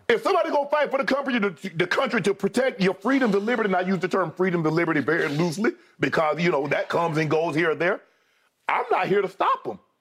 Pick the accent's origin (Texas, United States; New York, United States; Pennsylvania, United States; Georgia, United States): Georgia, United States; Glennville; I'm from Georgia.